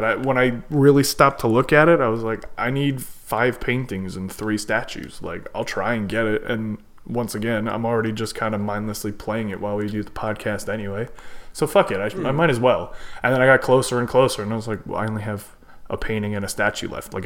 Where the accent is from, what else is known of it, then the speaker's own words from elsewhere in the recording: United States; I'm from America, so I know them in English